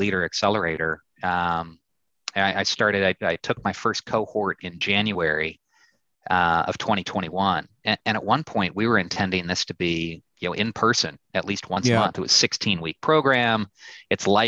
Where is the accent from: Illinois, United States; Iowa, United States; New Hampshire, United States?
Illinois, United States; I'm from the Midwest. I'm from Illinois.